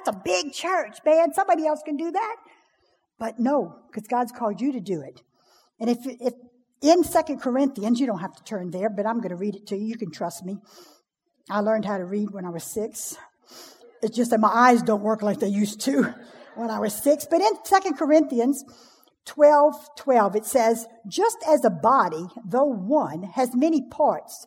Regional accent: Cajun, Louisiana, United States; I'm a Cajun.

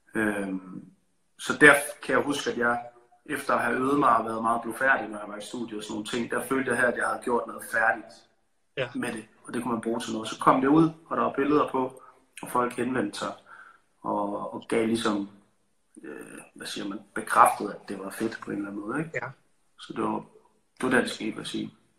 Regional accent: Aarhus, Central Denmark Region, Denmark; now in Copenhagen, Denmark; jeg elsker Aarhus, der hvor jeg kommer fra

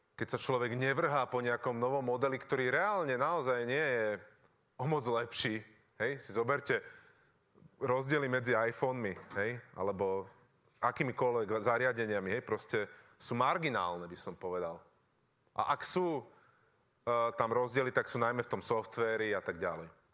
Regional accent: Bratislava, Bratislava Region, Slovakia; ja som z Bratislavy

